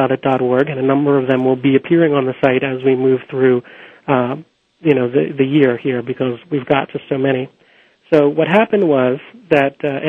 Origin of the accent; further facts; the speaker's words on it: Philadelphia, Pennsylvania, United States; Philadelphia, which is my hometown